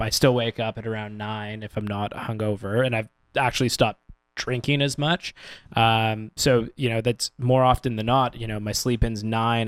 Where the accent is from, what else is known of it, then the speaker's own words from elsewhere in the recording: Canada; as a Canadian